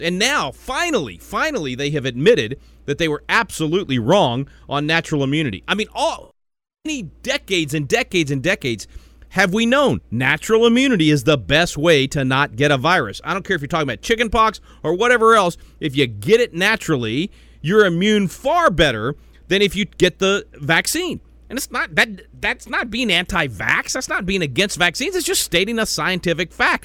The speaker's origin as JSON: {"language": "English", "town": "Little Rock", "region": "Arkansas", "country": "United States", "tie": "born or raised there", "said": "being from Arkansas, I know exactly what you're talking about. I was born in Little Rock. My most of my family still is in Arkansas."}